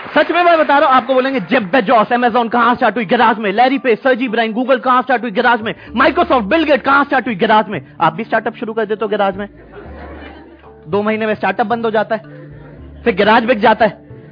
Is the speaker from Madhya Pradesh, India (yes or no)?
no; Saharanpur, Uttar Pradesh, India; मैं सहारनपुर से हूँ